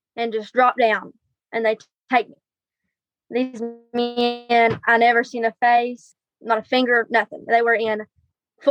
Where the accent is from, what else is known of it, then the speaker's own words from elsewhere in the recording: Virginia, United States; Starting about 8 years old, we moved from where I was born in Virginia to the house my dad was raised